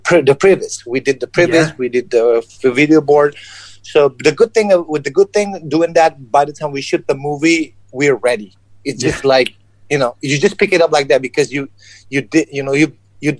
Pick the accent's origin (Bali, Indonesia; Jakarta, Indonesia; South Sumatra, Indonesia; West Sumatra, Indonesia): South Sumatra, Indonesia; I'm Chinese descent, born and raised in Indonesia